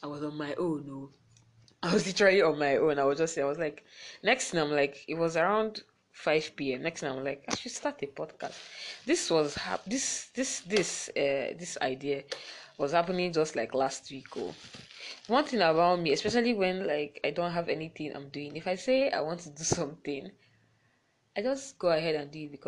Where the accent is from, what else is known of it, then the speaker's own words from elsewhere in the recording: Enugu, Enugu State, Nigeria; I'm from Enugu